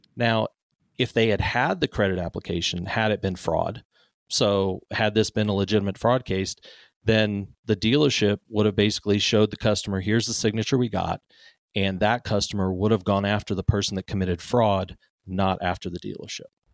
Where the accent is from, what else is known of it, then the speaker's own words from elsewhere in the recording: Cape Town, Western Cape, South Africa; now in United States; I grew up in Cape Town, South Africa.